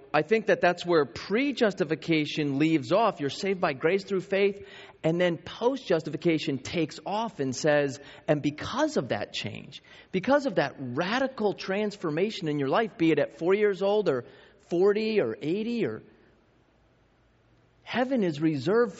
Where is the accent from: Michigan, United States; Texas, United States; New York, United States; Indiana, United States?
New York, United States; moved away as an adult; also born or lived in Arizona; I grew up in New York and went to a 5A school